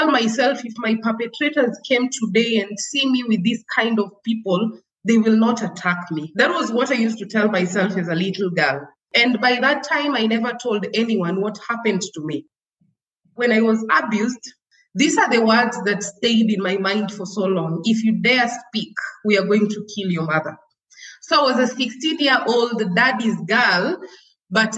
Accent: Nairobi, Kenya; also born or lived in Kajiado, Kenya; I was born and raised in Kibra. It's, you know, it's the largest slum

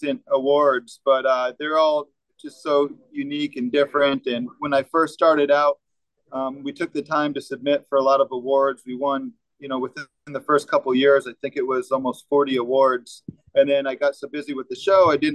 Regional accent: Vermont, United States; moved away as an adult; now in Florida, United States; growing up in Vermont

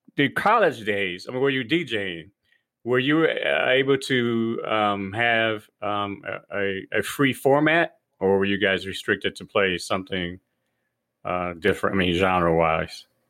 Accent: Detroit, Michigan, United States; growing up in Detroit

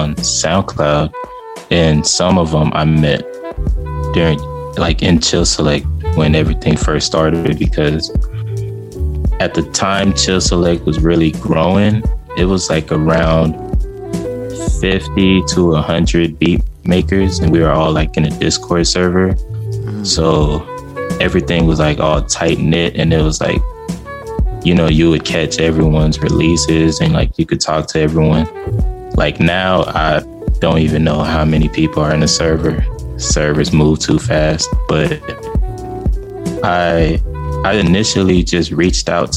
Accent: Houston, Texas, United States; now in Austin, United States; I'm from Houston, Texas

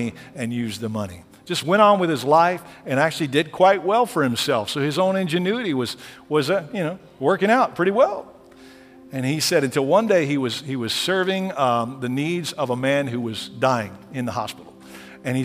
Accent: Lockhart, Texas, United States; I grew up in Lockhart, Texas, barbecue capital of the world

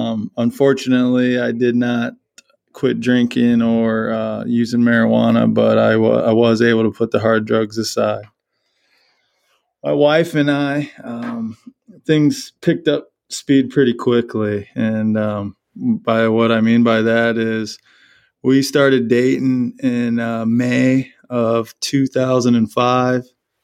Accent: Burlington, Iowa, United States; now in Waverly, United States; So, yeah, born in Iowa City, and then I always say that I grew up in Burlington, Iowa.

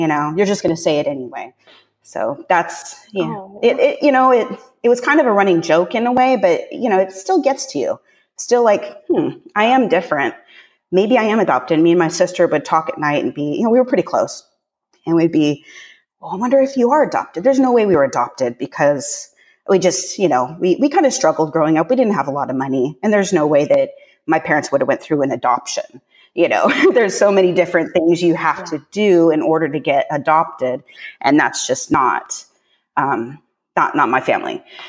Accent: Pacific Northwest, United States; also born or lived in Northern California; I was born in Northern California when my parents first got together, and they proceeded to move north to the Pacific Northwest.

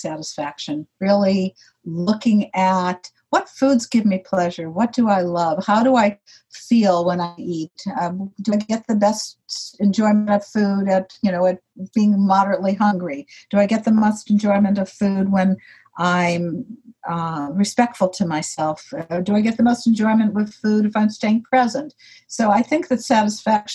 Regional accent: Chicago, Illinois, United States; I was born in Chicago, and when I was 7 years old and in second grade

